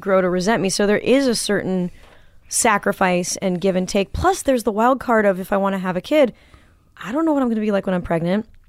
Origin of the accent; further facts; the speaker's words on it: Manhattan Beach, California, United States; growing up in Manhattan Beach